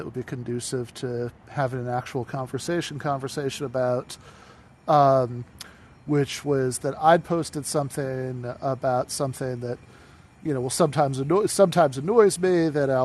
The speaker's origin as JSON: {"language": "English", "town": "East Lansing", "region": "Michigan", "country": "United States", "tie": "born or raised there", "also_born_or_lived": "Grand Rapids, Michigan / Kalamazoo, Michigan", "moved": "as an adult", "said": "I grew up in East Lansing"}